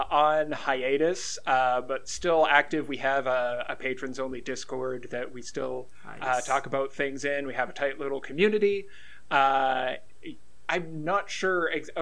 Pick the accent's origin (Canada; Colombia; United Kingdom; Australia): Canada; we are Canadian.